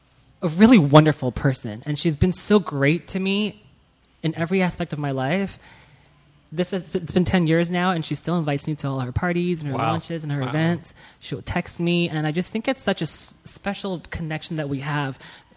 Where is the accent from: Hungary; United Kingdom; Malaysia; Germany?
Malaysia; moved away as an adult; also born or lived in Taiwan; now in Los Angeles, United States; So I was born in Taiwan. I moved to Malaysia when I was 5. Whoa. And I stayed there for, I think, 13 or 14 years.